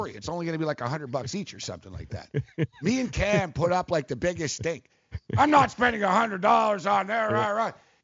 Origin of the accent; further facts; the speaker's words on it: Montreal, Quebec, Canada; I grew up in Montreal